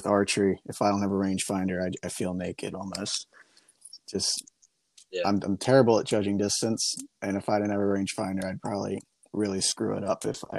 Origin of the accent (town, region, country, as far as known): Pennsylvania, United States